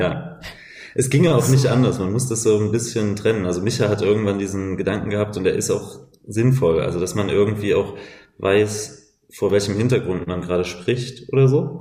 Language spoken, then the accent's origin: German; Leipzig, Saxony, Germany; now in Berlin, Germany; wir sind beide eigentlich Leipziger